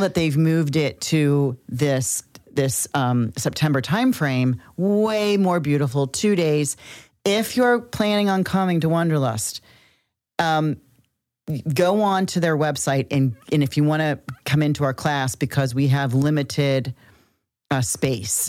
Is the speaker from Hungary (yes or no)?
no; Cincinnati, Ohio, United States; We're from Cincinnati, I'm from Cincinnati, Ohio